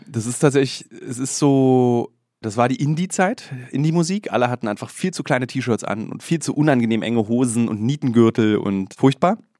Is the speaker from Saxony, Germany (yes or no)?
no; Berlin, Germany; Ich habe den großen Fehler ja als Berliner gemacht, in Berlin zu studieren.